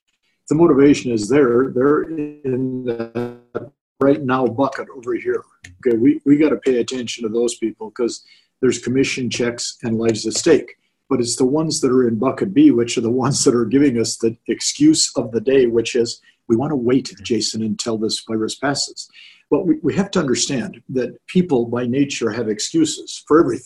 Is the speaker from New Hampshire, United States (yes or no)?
no; Orange County, California, United States; I grew up in Orange County